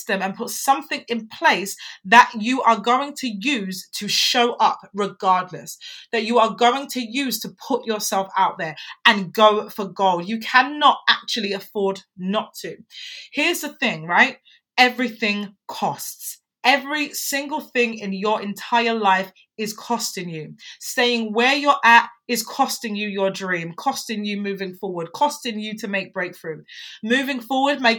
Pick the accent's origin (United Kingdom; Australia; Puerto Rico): United Kingdom; England; I'm an English woman